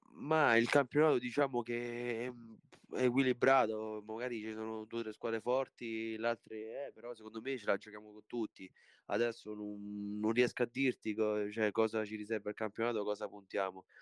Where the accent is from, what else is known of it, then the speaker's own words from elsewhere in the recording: Italy; also born or lived in Poland; sono nato in Polonia, però sono 23 anni che sono